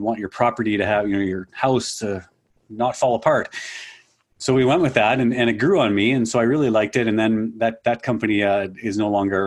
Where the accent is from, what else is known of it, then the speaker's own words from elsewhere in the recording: Winnipeg, Manitoba, Canada; I am from the Winnipeg, Manitoba, Canada area. So a prairie boy born and raised out in this area.